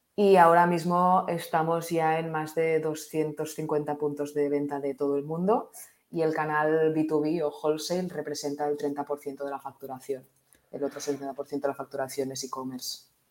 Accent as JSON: {"language": "Spanish", "town": "Barcelona", "region": "Catalonia", "country": "Spain", "tie": "born or raised there", "said": "yo eh, nací en Barcelona, eh, estudié aquí Administración y Dirección de Empresas en ESADE"}